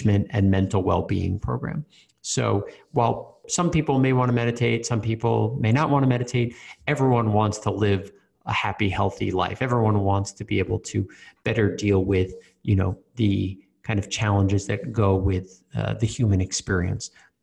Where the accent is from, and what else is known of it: New York, United States; born or raised there; moved away as an adult; also born or lived in Australia